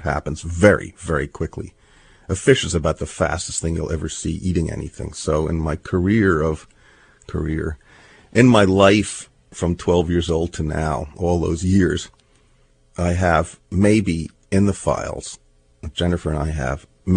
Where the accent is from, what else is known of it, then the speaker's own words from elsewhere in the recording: New York City, New York, United States; also born or lived in New Jersey; I grew up in New York City